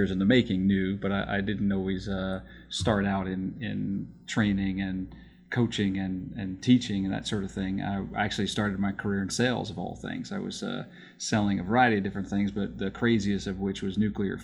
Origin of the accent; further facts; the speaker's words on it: New York, United States; I grew up in New York